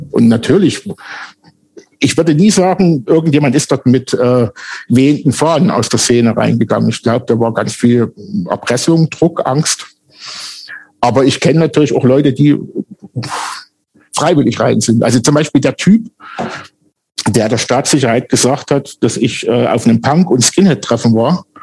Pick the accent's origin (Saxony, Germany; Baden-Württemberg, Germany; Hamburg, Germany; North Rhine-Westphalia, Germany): Saxony, Germany; Und da mein Ort, wo ich groß geworden bin, neben Wernesgrün war, sind wir eigentlich mit Wernesgrüner Bier groß geworden.